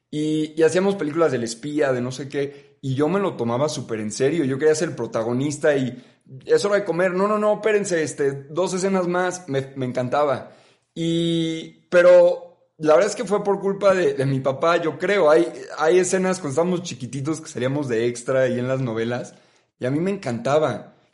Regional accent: Miami, Florida, United States; also born or lived in Mexico; Yo nací aquí en México con mis papás, eh, Carla, y, y, aquí viví hasta los cuatro años. Y la verdad es que muy chiquito, muy chiquito me fui a Miami y, ahí llevamos ya, ¿qué? 18 años, ¿no?

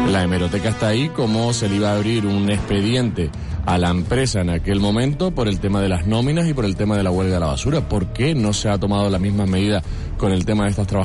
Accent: Telde, Canary Islands, Spain

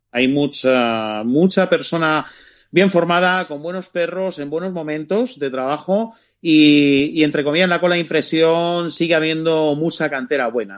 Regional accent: Spain; como somos españoles

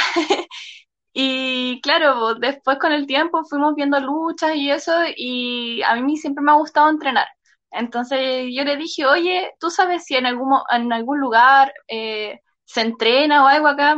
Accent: Santiago, Santiago Metropolitan Region, Chile; yo soy de Santiago.

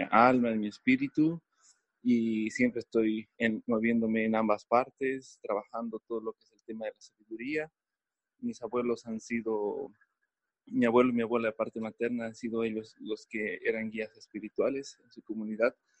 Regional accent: Bolivia

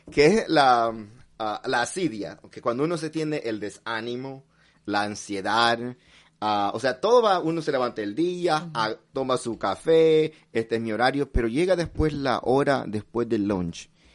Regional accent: El Salvador; yo nací en El Salvador

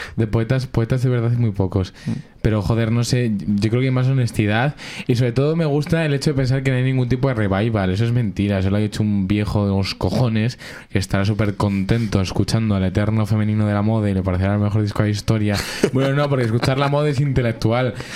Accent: Alcorcón, Community of Madrid, Spain; Yo soy igual de inmigrante siendo de Alcorcón

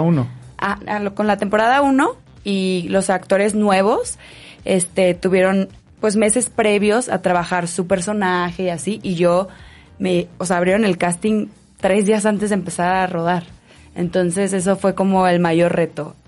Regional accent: Guadalajara, Jalisco, Mexico; now in Mexico City, Mexico; yo soy de Guadalajara. Y llevo 10 años en el DF

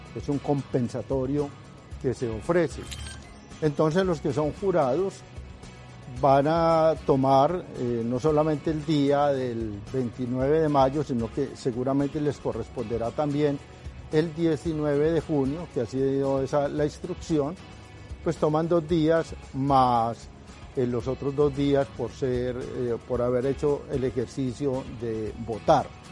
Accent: Colombia; como colombianos

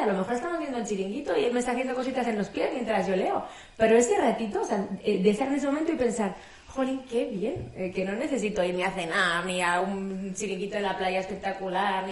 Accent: Madrid, Community of Madrid, Spain; De Madrid

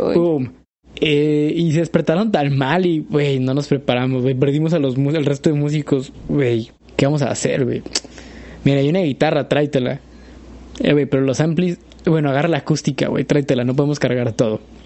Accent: Mexico; Soy mexicano

